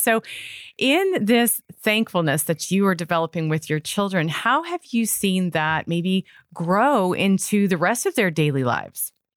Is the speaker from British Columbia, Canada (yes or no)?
no; Toronto, Ontario, Canada; moved away; I grew up in Toronto, Canada